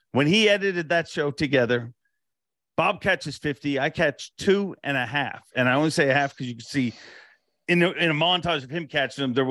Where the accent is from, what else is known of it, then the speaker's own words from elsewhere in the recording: Canada; As a Canadian